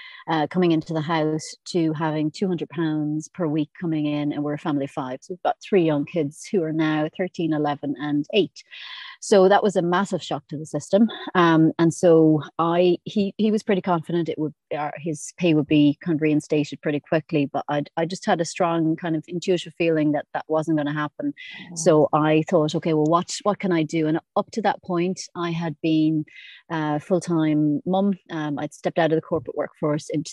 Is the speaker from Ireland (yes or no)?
yes; Ireland; moved away as an adult; now in Isle of Man; I'm originally from Ireland